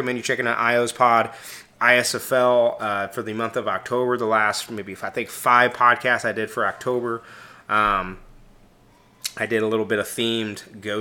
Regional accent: Kansas City, Missouri, United States; I am from Kansas City, Missouri, not Kansas, Missouri, the superior Kansas City

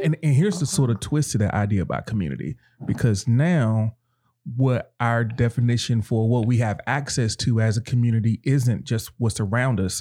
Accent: North Carolina, United States; I grew up in North Carolina and in, in the South.

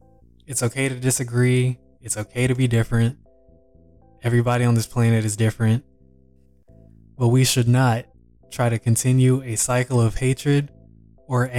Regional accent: Texas, United States; also born or lived in Louisiana; I was born in Louisiana, but grew up predominantly in Texas

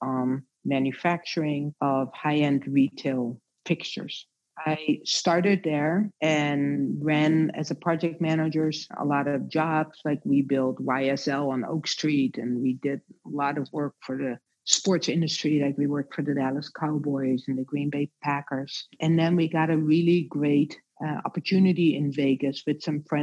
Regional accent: Netherlands; moved away; also born or lived in Rotterdam / Amsterdam; So I grew up in a very small town in Holland.

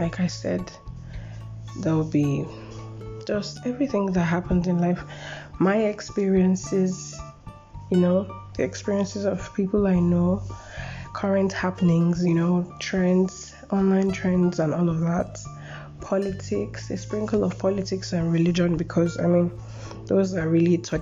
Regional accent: Lagos, Nigeria; also born or lived in Edo State, Nigeria; I'm from Edo State, Nigeria. I was born and brought up in Lagos.

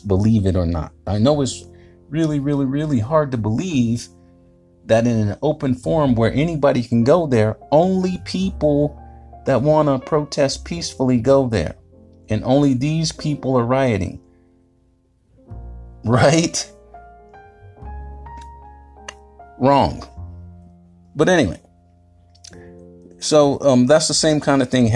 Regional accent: Fayetteville, North Carolina, United States; moved away; I'm from Fayetnam and I survived 24 years.

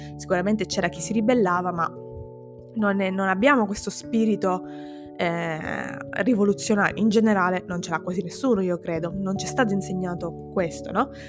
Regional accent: Sicily, Italy; mi sento tanto italiana quanto siciliana

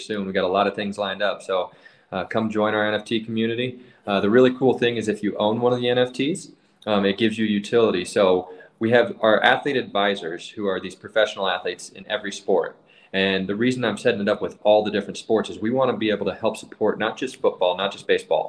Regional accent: Parker, Colorado, United States; I grew up in Parker, Colorado

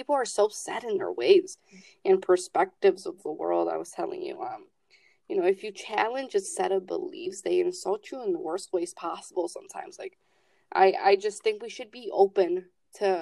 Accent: Chicago, Illinois, United States; I'm from Chicago. I come from a Latino-based community

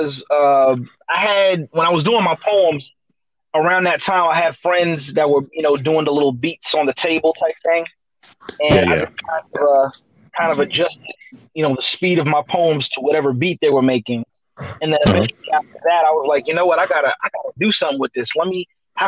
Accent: Sunrise, Florida, United States; also born or lived in New York / Coral Springs, Florida; I was born in New York, but I spent the majority of my life in Sunrise, Florida

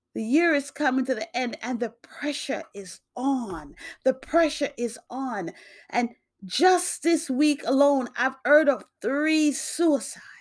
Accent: New York, United States; also born or lived in Jamaica; now in Massachusetts, United States; born in Jamaica, grew up in New York. I now live in Massachusetts.

